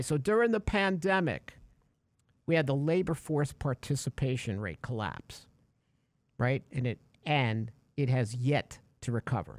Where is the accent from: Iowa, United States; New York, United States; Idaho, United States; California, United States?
New York, United States; growing up in New York, uh, you know, uh, in the eighties